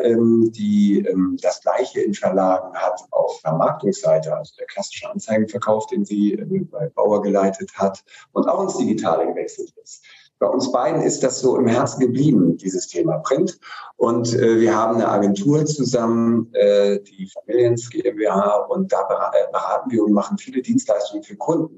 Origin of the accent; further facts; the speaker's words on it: Hamburg, Germany; als Hamburger